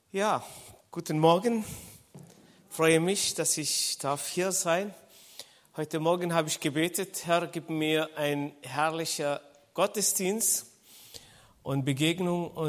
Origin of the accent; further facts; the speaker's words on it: Israel; born there; Ich bin äh, Israeli, das heißt, ich bin in Israel geboren.